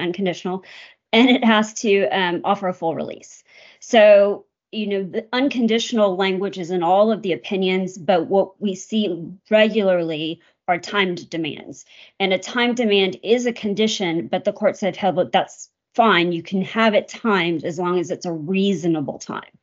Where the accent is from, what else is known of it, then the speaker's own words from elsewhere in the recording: Texas, United States; I was born in Texas, have lived here most of my life.